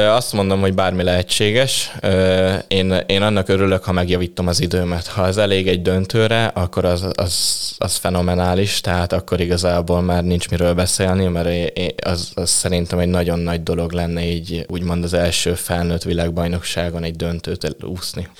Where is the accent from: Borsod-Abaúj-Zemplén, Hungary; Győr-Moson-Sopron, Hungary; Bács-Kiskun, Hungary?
Bács-Kiskun, Hungary; Kecskemét; moved away; Kecskemétről származom